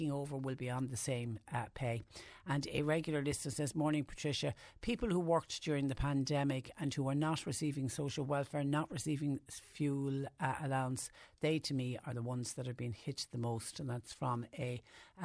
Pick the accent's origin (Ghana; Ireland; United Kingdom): Ireland; us, the Irish